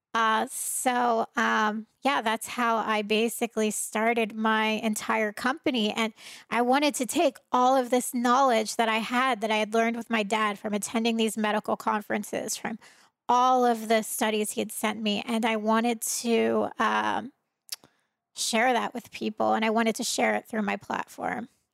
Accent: Trenton, New Jersey, United States; moved away; I was raised in Trenton, New Jersey.

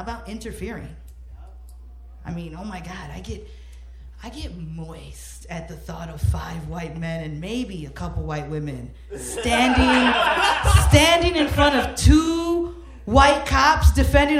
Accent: Chicago, Illinois, United States; growing up in Homo Park

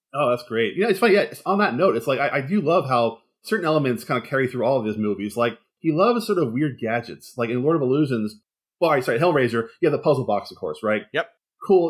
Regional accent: Philadelphia, Pennsylvania, United States; now in Los Angeles, United States; I'm coming from the East, comes from Philadelphia, so I come from an East Coast city

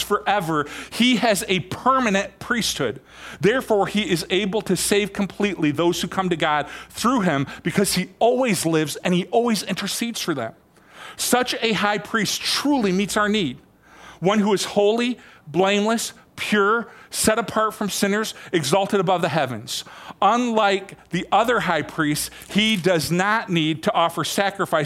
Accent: Michigan, United States; moved away; I've been coming back and forth from Michigan quite a bit. And I've been in my hometown quite a bit, helping my dad out

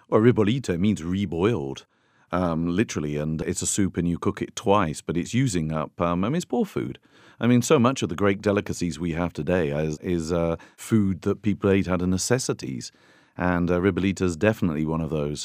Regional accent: United Kingdom; now in Tuscany, Italy; I'm a Brit

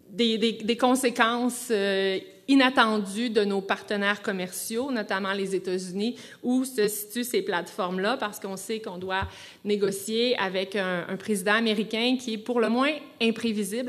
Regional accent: Quebec, Canada; Je suis une Québécoise, moi aussi

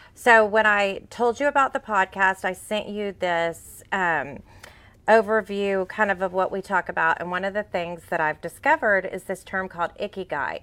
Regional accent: Fort Bend County, Texas, United States; I grew up out in Fort Bend County

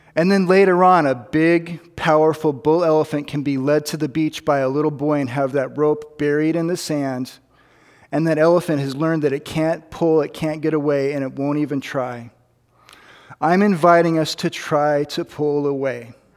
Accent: United States; I'm an American

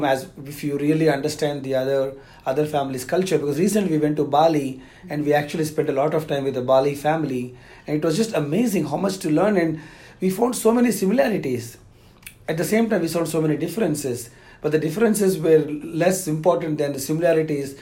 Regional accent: South India, India; I'm from the South India

